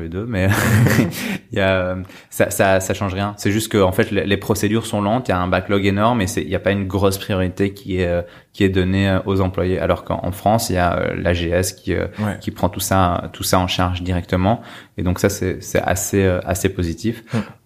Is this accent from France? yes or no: no; Belgium; En tant que Belge